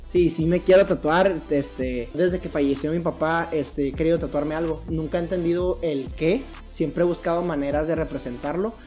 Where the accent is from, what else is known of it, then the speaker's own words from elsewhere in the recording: Mexico; yo soy mexicano.